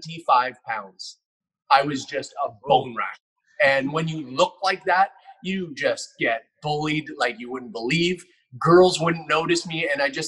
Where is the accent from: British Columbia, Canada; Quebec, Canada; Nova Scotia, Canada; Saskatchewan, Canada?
British Columbia, Canada; Richmond; I'm a Richmond boy out here on the West Coast in Canada.